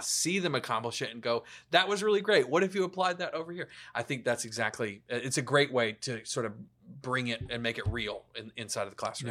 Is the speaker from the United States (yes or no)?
yes; the South, United States; also born or lived in Atlanta; I grew up in the South